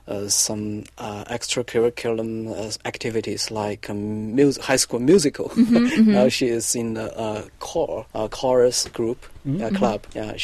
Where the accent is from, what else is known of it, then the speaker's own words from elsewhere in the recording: Hubei, China; moved away as an adult; now in Cleveland, United States; I'm from Hubei province